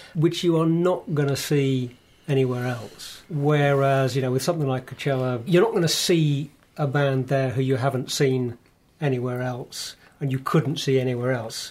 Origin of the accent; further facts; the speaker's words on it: United Kingdom; as a British male